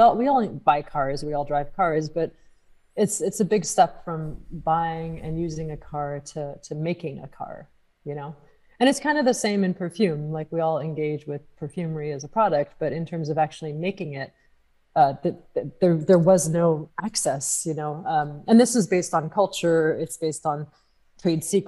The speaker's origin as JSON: {"language": "English", "region": "California", "country": "United States", "also_born_or_lived": "France / London", "said": "at least where I'm from in California"}